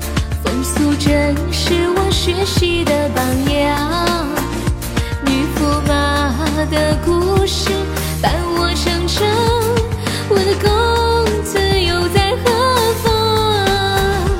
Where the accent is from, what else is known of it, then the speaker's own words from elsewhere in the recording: Harbin, Heilongjiang, China; 对，我是哈尔滨的，哈尔滨道里的。我真是东北的。